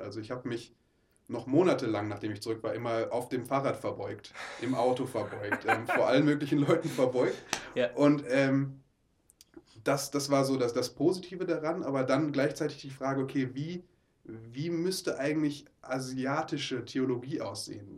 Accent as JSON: {"language": "German", "town": "Oberhausen", "region": "North Rhine-Westphalia", "country": "Germany", "tie": "born or raised there", "moved": "yes", "said": "Ich komme aus Oberhausen, ah. ähm, bin da geboren und groß geworden"}